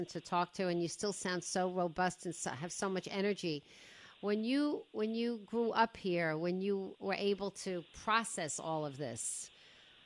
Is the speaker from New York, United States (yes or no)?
yes; Woodmere, New York, United States; I'm 62 and I grew up in Woodmere, which was a very Jewish enclave